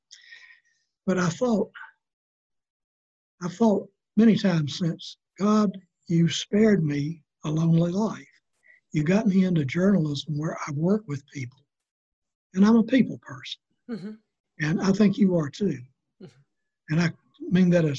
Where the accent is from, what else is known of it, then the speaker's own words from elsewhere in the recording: South Carolina, United States; moved away; also born or lived in Charlotte, North Carolina; my hometown in South Carolina